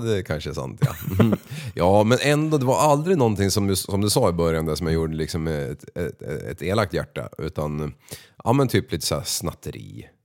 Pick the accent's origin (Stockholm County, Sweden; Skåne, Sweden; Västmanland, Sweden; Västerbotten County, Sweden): Västmanland, Sweden; Västerås; jag är född i Västerås eh, eh, och uppvuxen på ett område som heter